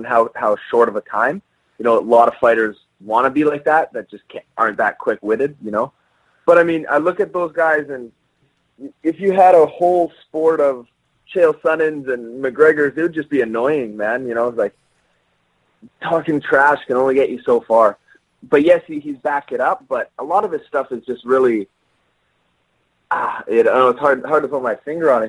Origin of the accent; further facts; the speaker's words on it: Canada; being Canadian